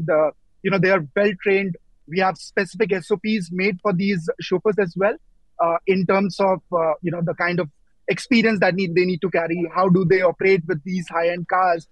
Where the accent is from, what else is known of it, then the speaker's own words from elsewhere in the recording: India; now in United Arab Emirates; I come from India